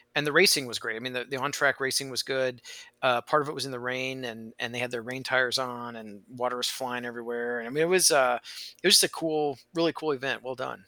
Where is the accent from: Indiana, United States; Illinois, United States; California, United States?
Indiana, United States; I grew up in Indiana